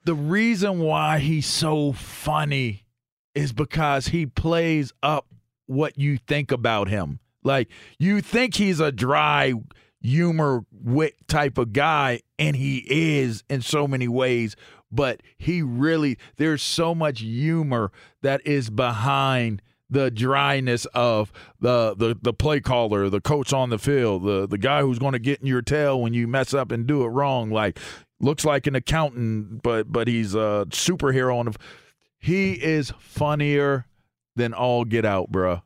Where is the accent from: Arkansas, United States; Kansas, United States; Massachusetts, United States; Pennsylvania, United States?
Pennsylvania, United States; Pittsburgh; I'm from Pittsburgh